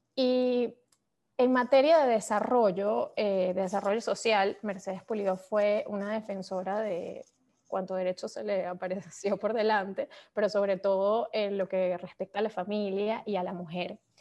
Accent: Venezuela; moved away; desde que vivimos fuera somos más venezolanas que nadie

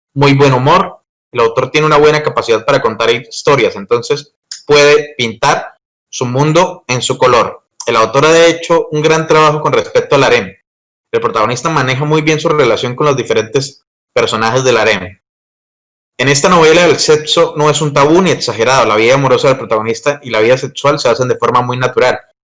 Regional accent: Colombia; mi país, que es Colombia

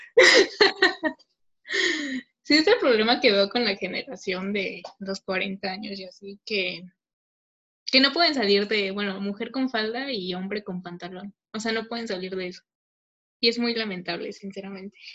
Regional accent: Mexico

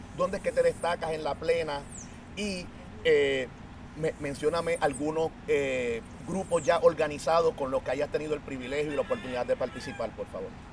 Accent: San Juan, Puerto Rico; soy plenero y soy de Santurce.

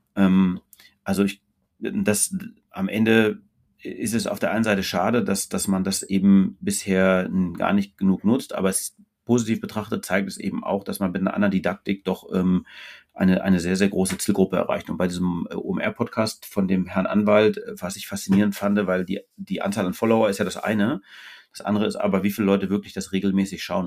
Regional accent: Austria; now in Hamburg, Germany; ich bin Österreicher

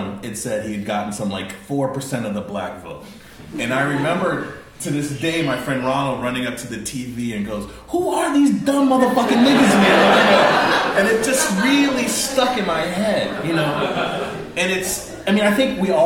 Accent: United States; I'm American

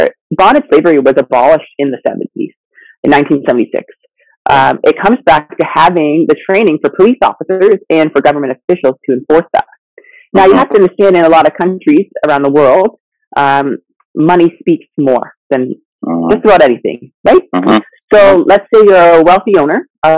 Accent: London, Ontario, Canada; also born or lived in Zambia; So I lived in Africa till I was six, and then grew up in Ontario, London, Ontario

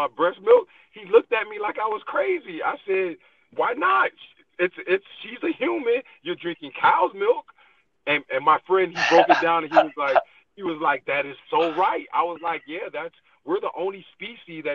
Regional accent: Miami, Florida, United States; now in Atlanta, United States; I'm originally from Miami, Florida, but I currently live in Atlanta, Georgia.

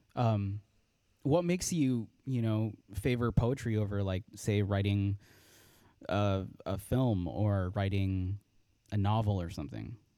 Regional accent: Los Angeles, California, United States; I was born and raised in Los Angeles, California.

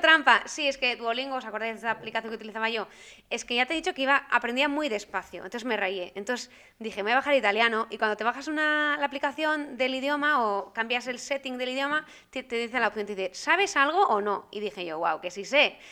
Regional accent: Spain; moved away as an adult; now in Brussels, Belgium

